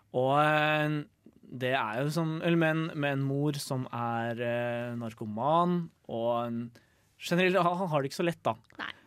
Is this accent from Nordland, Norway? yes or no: no; Lillehammer, Innlandet, Norway; now in Trondheim, Norway; jeg kommer jo fra Lillehammer